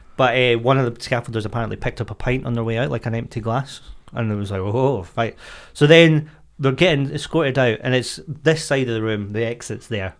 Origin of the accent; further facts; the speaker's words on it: Scotland, United Kingdom; I am Scottish